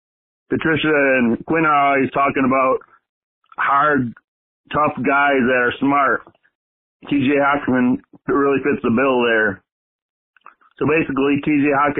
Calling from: Burton, Michigan, United States; I'm calling in from Burton here in my Twitter bunker.

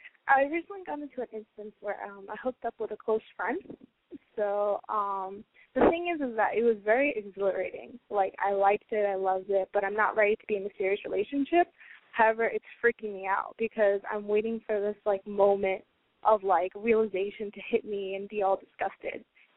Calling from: New York, United States; I'm 20, calling from Queens, New York.

